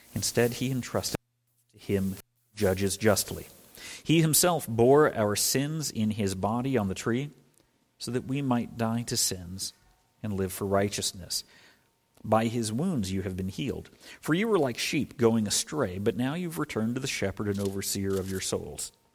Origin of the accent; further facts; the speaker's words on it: Scotland, United Kingdom; moved away; I was born in Scotland, was born on the coast of Scotland